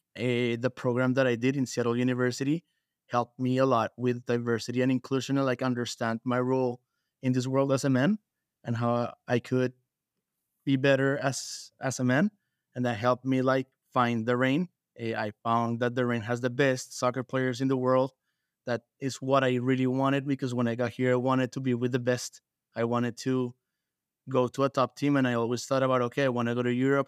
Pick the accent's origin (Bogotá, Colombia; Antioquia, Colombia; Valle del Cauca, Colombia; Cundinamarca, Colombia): Bogotá, Colombia; moved away as an adult; now in United States; I am from Bogota, Colombia, So, I moved to the U S seven years ago.